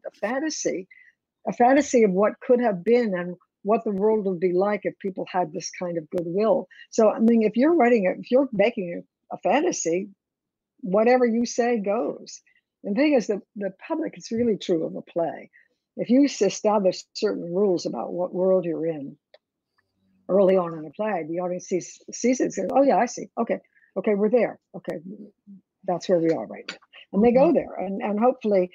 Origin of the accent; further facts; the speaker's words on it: Philadelphia, Pennsylvania, United States; moved away; also born or lived in New York; I was from Philadelphia